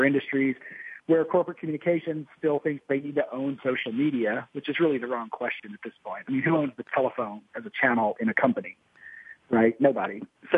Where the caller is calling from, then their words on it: Austin, Texas, United States; I'm in Austin, Texas